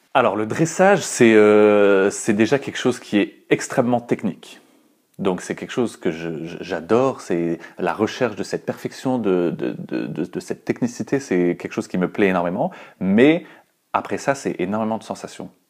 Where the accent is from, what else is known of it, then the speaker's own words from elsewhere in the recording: northern France, France; moved away as an adult; now in Brussels, Belgium; je suis parti du nord de la France et j'ai choisi d'aller euh, en Belgique